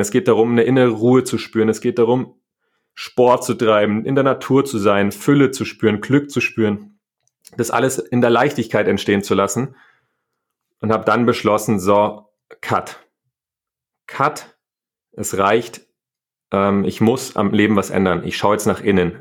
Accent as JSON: {"language": "German", "town": "Niederviehbach", "region": "Bavaria", "country": "Germany", "tie": "born or raised there", "said": "Ich bin auf dem Land groß geworden, in Niederviehbach, ähm, da wo die Hurberburm herkommen, also so ein kleines Dorf"}